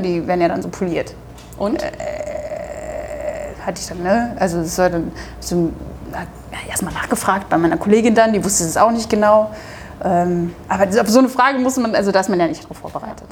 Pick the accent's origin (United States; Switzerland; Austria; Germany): Germany; Duisburg, North Rhine-Westphalia; accent: Ruhrpott; moved away as an adult; also born or lived in Bremen; now in Hamburg, Germany; in meiner Heimatstadt Duisburg